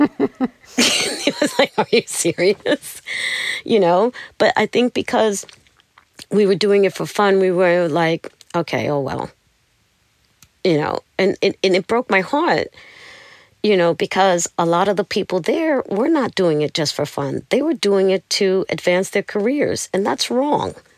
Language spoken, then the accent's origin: English; New York City, New York, United States; moved away; I'm from Brooklyn